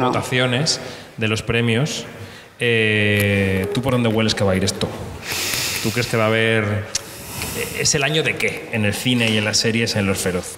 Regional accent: Madrid, Community of Madrid, Spain; yo soy de Carabanchel

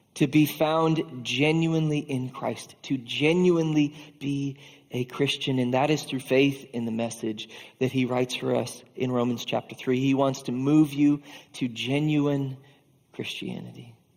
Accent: Iowa, United States; As an Iowan

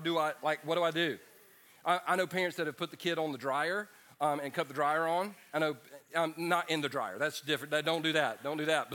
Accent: Easley, South Carolina, United States; I wound up in my old neighborhood, and where I grew up on the Mill Hill.

